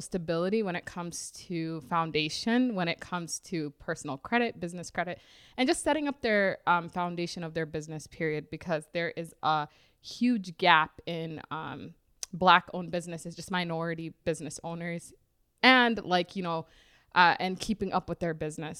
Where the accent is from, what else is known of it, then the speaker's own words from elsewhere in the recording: Minnesota, United States; also born or lived in Rochester, Minnesota / Twin Cities, Minnesota; born and raised here in Minnesota. I was born in Rochester, Minnesota, and now I live in the Twin Cities